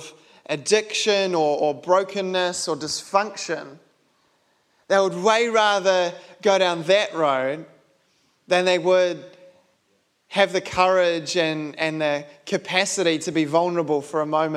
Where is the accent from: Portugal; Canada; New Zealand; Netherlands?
New Zealand; being a Kiwi